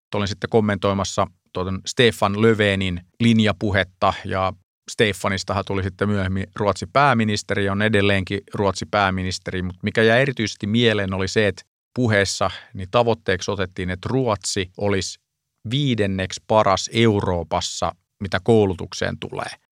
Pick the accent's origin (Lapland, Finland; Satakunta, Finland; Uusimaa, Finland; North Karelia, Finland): Satakunta, Finland; Pori; moved away; Olen kotoisin Porista